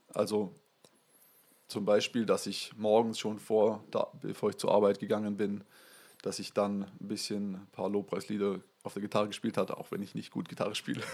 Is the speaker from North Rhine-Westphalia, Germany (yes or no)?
no; Waldenbuch, Baden-Württemberg, Germany; now in Kuppingen, Germany; ich bin in Waldenbuch aufgewachsen